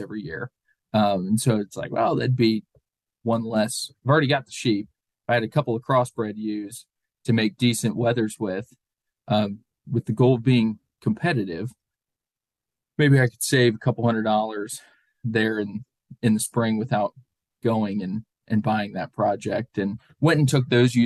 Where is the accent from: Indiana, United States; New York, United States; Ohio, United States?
Ohio, United States; Central; moved away; also born or lived in Pennsylvania; growing up in Central Ohio